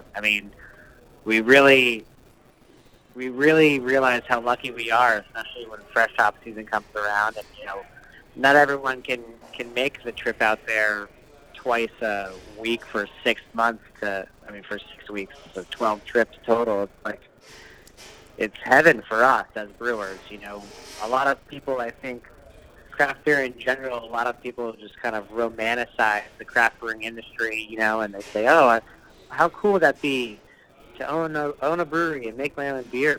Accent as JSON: {"language": "English", "region": "New England", "country": "United States", "tie": "born or raised there", "also_born_or_lived": "Connecticut / Massachusetts / Seattle area", "moved": "yes", "said": "I'm from back east, so I was raised in New England, Connecticut, and Mass uh, mostly"}